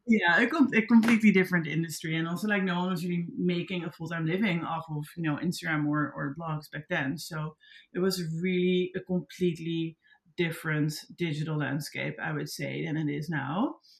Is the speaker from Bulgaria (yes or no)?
no; Netherlands; accent: Dutch; first language Dutch; English is a second language; moved away as an adult; now in New York, United States; I'm also like very proud to be Dutch and to be from Europe